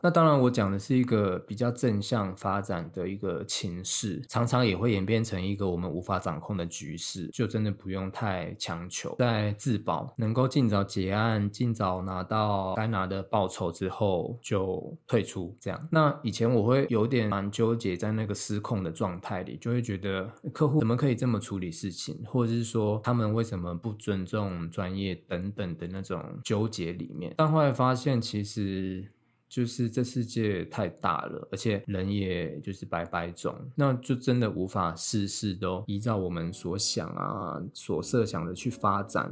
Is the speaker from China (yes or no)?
no; Miaoli County, Taiwan; also born or lived in Taipei / London; 我就先从台北就是搬回苗栗这样，就在家里生活